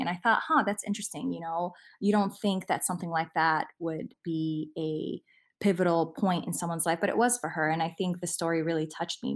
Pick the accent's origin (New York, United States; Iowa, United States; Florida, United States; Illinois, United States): Illinois, United States; Chicago; also born or lived in Lincolnwood, Illinois; we grew up in Albany Park, and we moved to Lincolnwood when I was fifteen